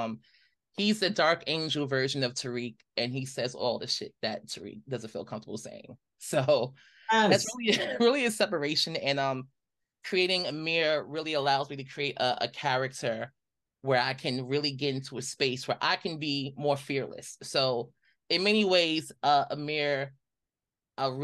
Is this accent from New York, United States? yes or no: yes; New York City, New York, United States; growing up in Brooklyn